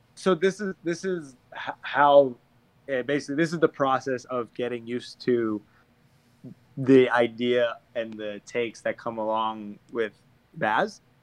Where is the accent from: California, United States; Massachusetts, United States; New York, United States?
Massachusetts, United States; just outside of Boston; I grew up just outside of Boston, closer to Boston than the rest of the Boston boys